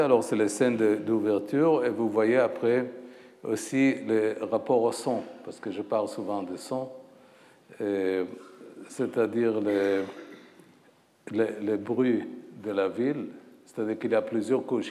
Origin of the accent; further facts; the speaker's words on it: Haifa, Haifa District, Israel; moved away as an adult; also born or lived in Paris, France; ma ville natale, Haïfa